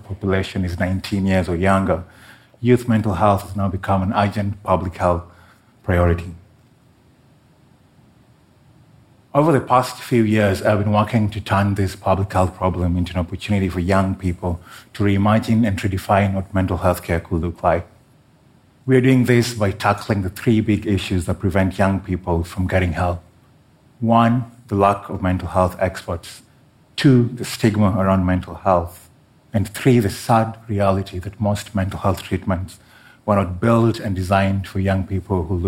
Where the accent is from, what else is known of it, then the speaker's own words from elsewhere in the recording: Kenya; my home country of Kenya